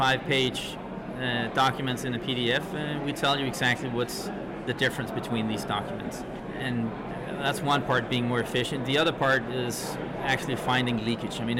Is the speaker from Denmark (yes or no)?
yes; Denmark; In Denmark, I'm from Denmark.